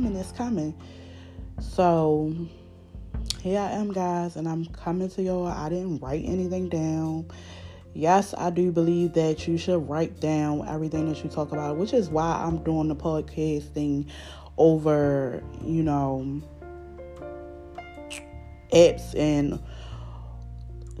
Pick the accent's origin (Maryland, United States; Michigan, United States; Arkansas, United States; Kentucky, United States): Maryland, United States; Baltimore; accent: Baltimore; I'm from Baltimore, y'all. So, y'all know my accent a little thick